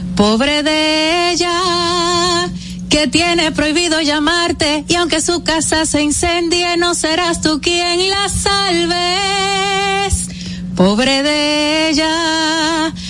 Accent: Dominican Republic; como dominicana

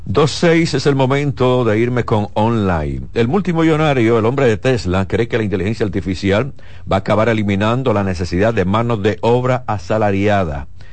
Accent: Dominican Republic

